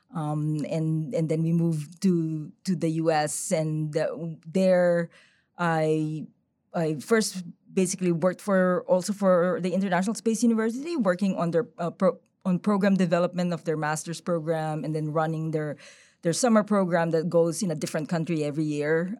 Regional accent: Philippines; moved away; I'm originally from the Philippines. I lived there for maybe, like, a third of, of my life

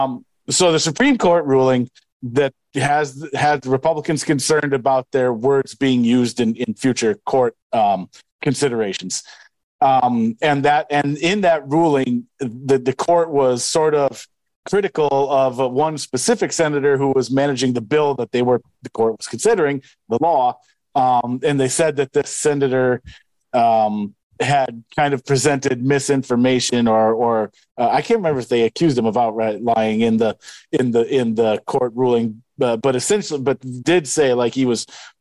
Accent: Wisconsin, United States; now in Iowa, United States; my home state

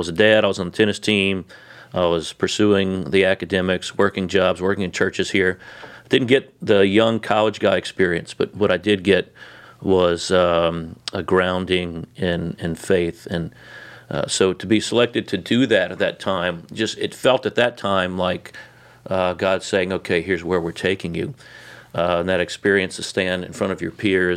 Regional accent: New Orleans, Louisiana, United States; growing up in New Orleans, a kid of the South

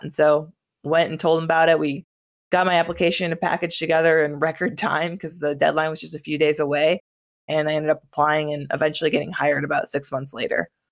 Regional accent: northern Wisconsin, United States; moved away as an adult; my hometown was in northern Wisconsin, about four thousand people, so pretty small

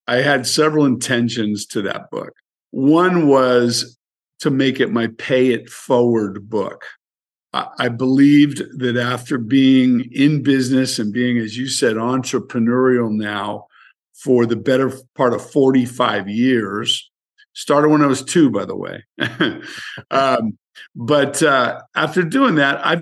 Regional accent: San Francisco, California, United States; born and raised in San Francisco

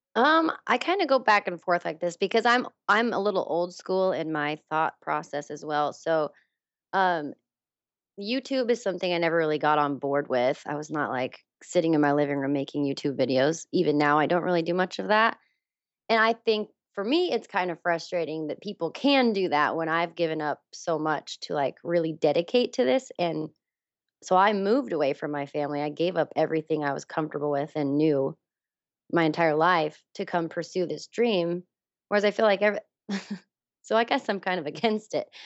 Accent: Wyoming, United States; moved away as an adult; now in Los Angeles, United States; I grew up in Wyoming. I was born and raised there.

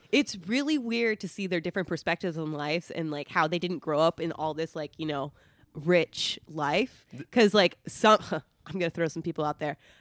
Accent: Placentia, California, United States; I grew up in Placentia, so North Orange County

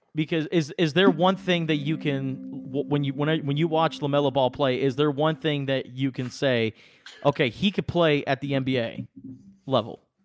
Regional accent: United States; as American basketball fans

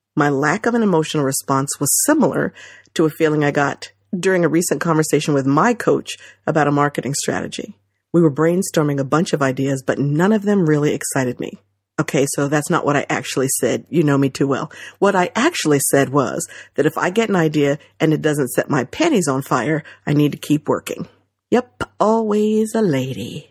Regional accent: New Jersey, United States; growing up in Central Jersey

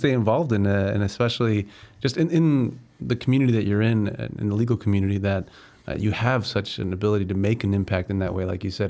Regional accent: Chicago, Illinois, United States; also born or lived in Glenview; Uh, you know, Northside, born and raised in Chicago, but uh, more so high school uh, in Glenview.

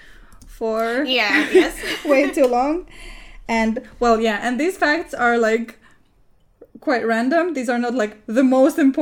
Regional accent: Murmansk, Murmansk Oblast, Russia; I was born in Russia, but you might not know that I was born in a city called Murmansk.

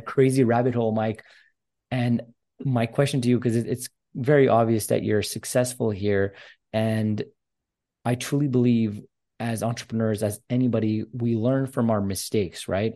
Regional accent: Montreal, Quebec, Canada; I'm actually Armenian descent, and I'm from Canada as well, from Montreal

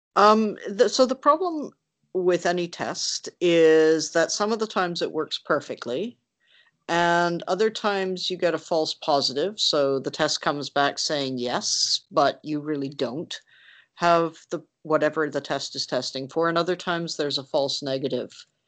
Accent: Canada; being Canadian

